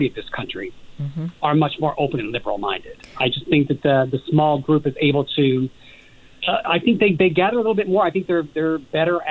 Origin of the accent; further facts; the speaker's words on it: Evansville, Indiana, United States; I'm originally from Evansville, Indiana